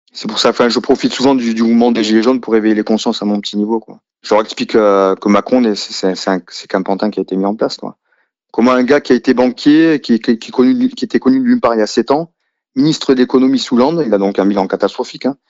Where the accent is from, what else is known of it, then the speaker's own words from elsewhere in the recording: a village in the south of France, France; J'ai grandi dans un village typique du sud de la France